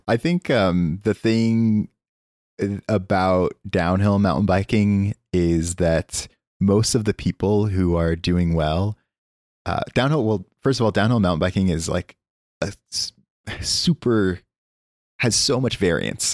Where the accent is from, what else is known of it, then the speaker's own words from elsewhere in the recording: Oklahoma, United States; moved away; also born or lived in California; I am from Oklahoma